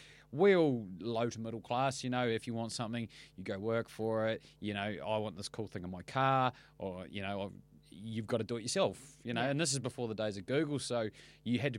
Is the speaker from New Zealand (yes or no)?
yes; Bluff, Southland, New Zealand; moved away; also born or lived in Invercargill; Mostly in Bluff, small town, and Invercargill, which is like 20 minutes up the road.